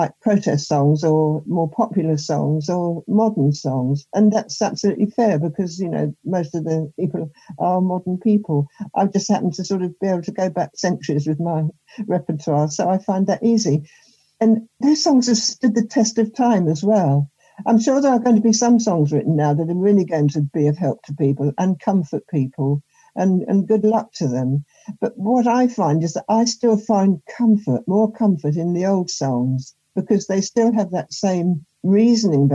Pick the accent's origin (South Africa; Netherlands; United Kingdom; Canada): United Kingdom; Sussex, South East England; I grew up in Sussex during the war